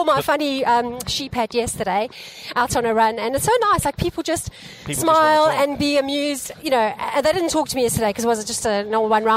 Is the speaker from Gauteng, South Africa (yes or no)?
yes; Pretoria, Gauteng, South Africa; moved away as an adult; I was born in Pretoria, and I lived there for 24 years.